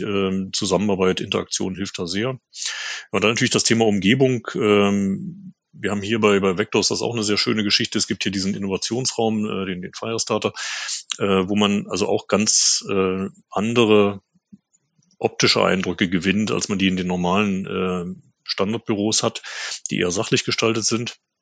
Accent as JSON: {"language": "German", "country": "Germany", "said": "in Deutschland"}